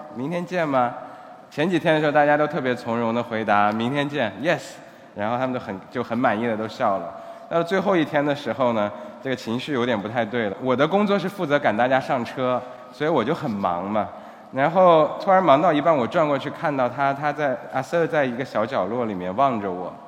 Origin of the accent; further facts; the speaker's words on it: Xinjiang, China; moved away as an adult; now in Cambodia; 我的家乡是新疆，但是现在已经基本上成了半个柬埔寨人了